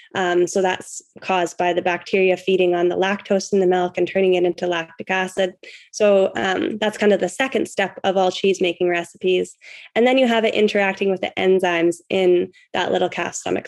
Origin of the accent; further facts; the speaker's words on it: Canada; I'm from Canada